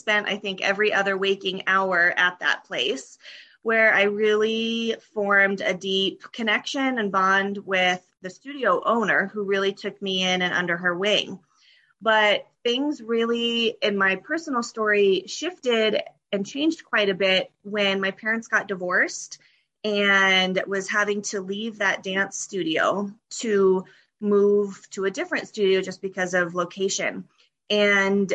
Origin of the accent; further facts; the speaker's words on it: Colorado, United States; moved away as an adult; I grew up in Colorado, and that's where I currently live